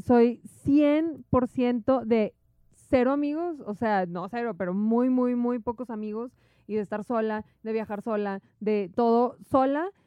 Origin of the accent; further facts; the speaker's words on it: Monterrey, Nuevo León, Mexico; moved away as an adult; La primera vez que me fui de Monterrey, que me fui un año, fue a los 18 años